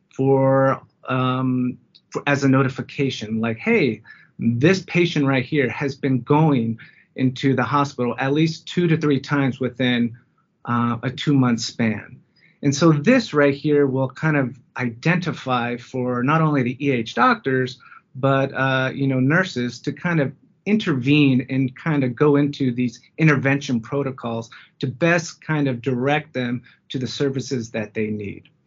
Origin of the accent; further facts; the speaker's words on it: Fresno, California, United States; moved away as an adult; now in Denver, United States; I'm originally from Fresno, California